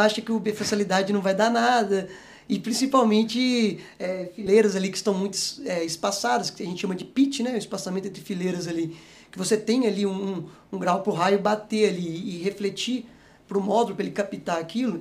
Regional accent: Presidente Kubitschek, Minas Gerais, Brazil; moved away as an adult; also born or lived in Itajubá / Belo Horizonte; nasci em Minas, né? Sou, sou natural e sou mineiro. É, nasci bem no interiorzinho de Minas, ali, uma cidade chamada Presidente Kubitschek

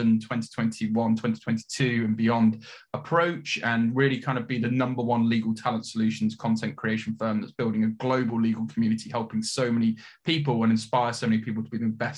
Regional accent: Leicester, East Midlands, United Kingdom; moved away as an adult; also born or lived in Leeds; I grew up in Leicester, which is at the time, quite an emerging city

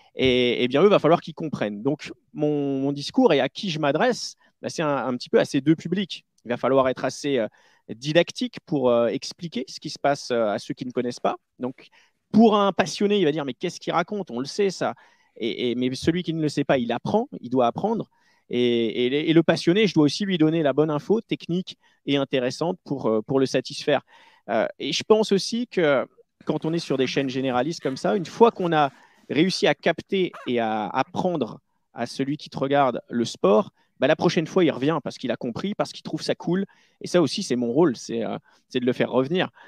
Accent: Charente-Maritime, Nouvelle-Aquitaine, France; je viens de Charente-Maritime. Et euh, voilà, donc je pas du tout de Paris

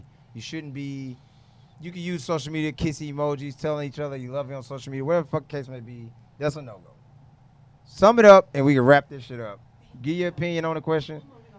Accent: the South, United States; I'm from the South.

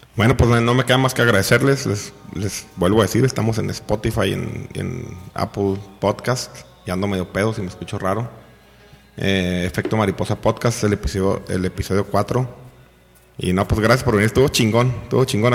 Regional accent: Mexico; A nosotros como mexicanos

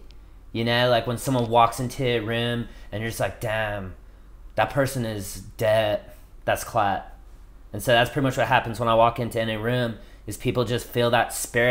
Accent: Redondo Beach, California, United States; I'm from Redondo Beach

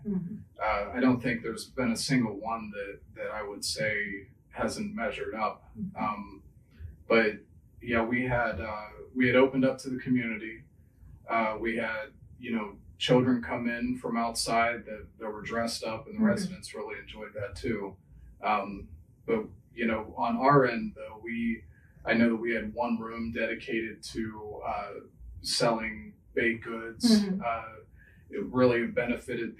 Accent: Pittsburgh, Pennsylvania, United States; moved away as an adult; now in Chagrin Valley, United States; I'm originally from Pittsburgh

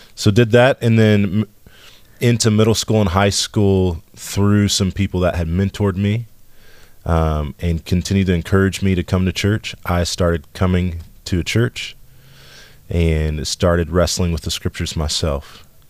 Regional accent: West Texas, United States; I grew up in West Texas

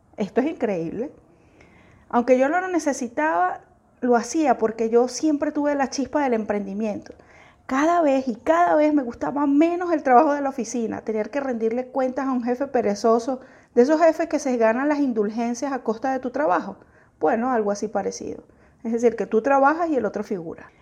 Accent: Venezuela; yo soy venezolana

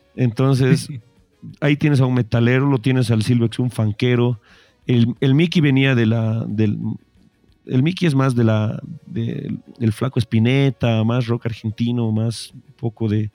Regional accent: Bolivia; somos bolivianos

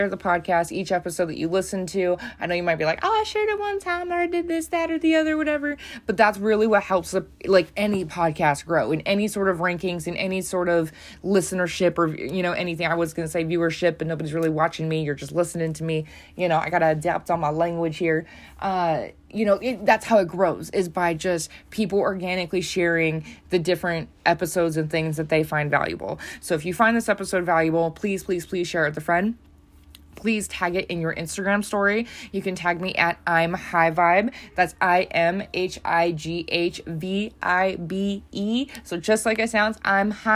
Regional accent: United States; I'm from the United States

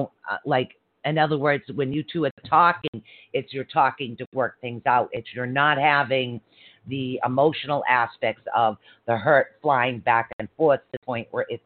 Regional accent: Ireland; Because I'm Irish. My husband would have been out the door.

